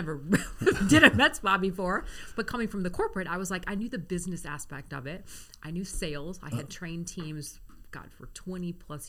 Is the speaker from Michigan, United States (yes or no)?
yes; Grosse Pointe, Michigan, United States; Grosse Pointe, Michigan.